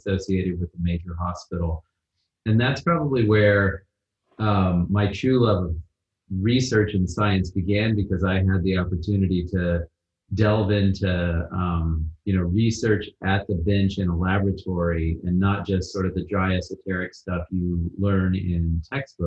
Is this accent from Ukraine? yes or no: no; Wichita, Kansas, United States; first language English; moved away as an adult; now in Manchester-by-the-Sea, United States; began in Kansas, which is where I'm from. I was born in Wichita, the big city